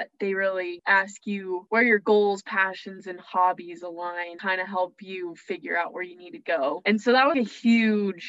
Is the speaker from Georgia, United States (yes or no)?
no; Evergreen, Colorado, United States; I'm from Evergreen, Colorado